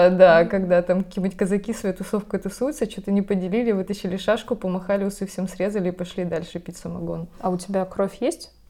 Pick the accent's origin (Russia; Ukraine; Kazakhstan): Russia; Krasnodar, Krasnodar Krai; moved away; я выросла в Краснодаре, это юг, это Кубань, говорят, на Кубани.